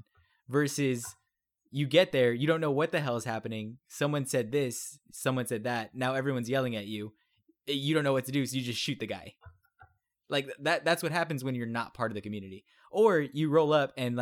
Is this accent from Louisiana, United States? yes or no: no; Texas, United States; I'm a Texan